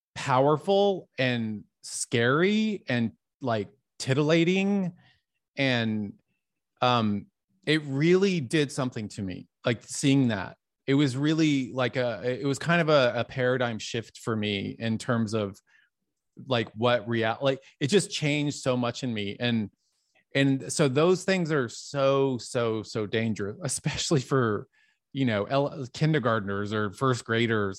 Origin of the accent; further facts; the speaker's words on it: Dallas, Texas, United States; I grew up in Dallas, Texas